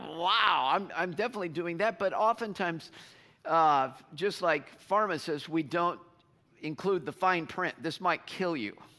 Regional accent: United States; as American Christians

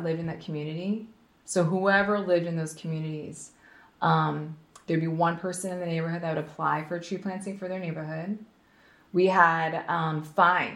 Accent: New Jersey, United States; also born or lived in Philadelphia, Pennsylvania; now in North County, United States; I was born in Philly, raised in New Jersey

